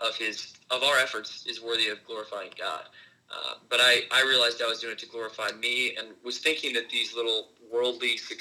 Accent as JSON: {"language": "English", "town": "Houston", "region": "Texas", "country": "United States", "moved": "yes", "said": "I was from Houston as well."}